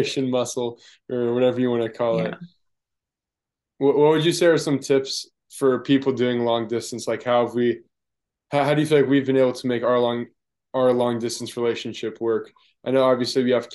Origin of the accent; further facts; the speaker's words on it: United States; I'm from America